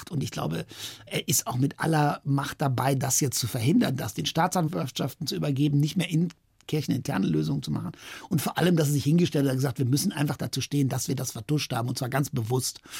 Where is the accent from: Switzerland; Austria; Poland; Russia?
Poland; Wadowice, Lesser Poland; dann stand ich da den ganzen Sommer als zweiter Torpfosten auf dem Feld in Wadowice in meinem Heimatort und kriegte diese schweren Lederbälle um